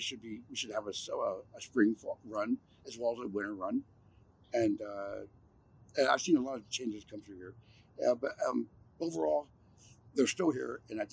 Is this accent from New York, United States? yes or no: no; Santa Clara, California, United States; moved away; also born or lived in South Lake, California / Arizona; I was born in South Lake, California. Born and raised in Santa Clara. Moved to Arizona for quite some time with my mother, and then I moved back to California. And I've been a native here all my life